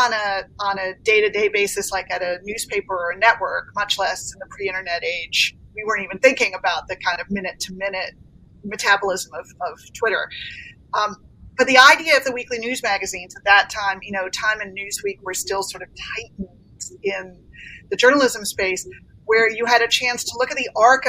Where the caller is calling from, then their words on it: Stamford, Connecticut, United States; Stamford, Connecticut, where I have been in, you know, our pandemic lockdown.